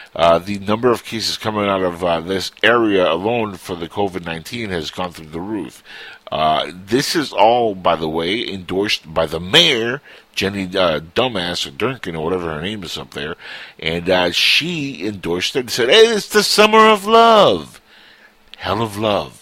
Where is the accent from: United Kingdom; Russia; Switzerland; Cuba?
Cuba; moved away; I was born in Cuba and I'm Latino